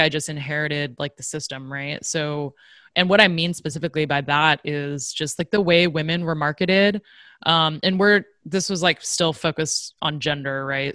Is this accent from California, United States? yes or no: yes; Silicon Valley, California, United States; growing up in Silicon Valley